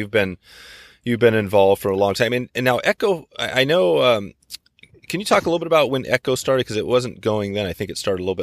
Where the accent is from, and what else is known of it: Poland; moved away as an adult; also born or lived in San Francisco Bay Area